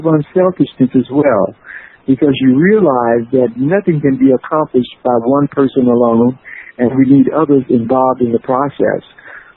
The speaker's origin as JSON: {"language": "English", "region": "Mississippi Delta", "country": "United States", "tie": "born or raised there", "said": "as a young boy growing up in the Delta"}